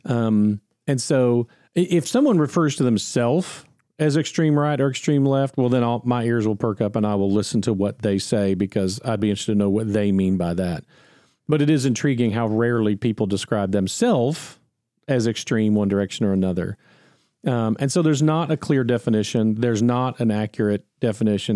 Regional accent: United States; I'm an American

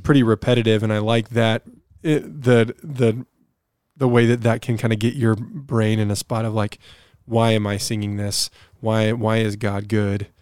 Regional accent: United States; as an American

